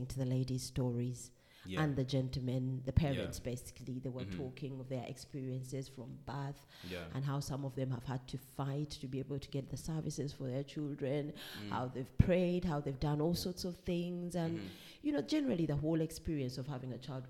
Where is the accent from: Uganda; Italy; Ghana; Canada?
Uganda; moved away as an adult; I come from Uganda. Growing up as a Ugandan child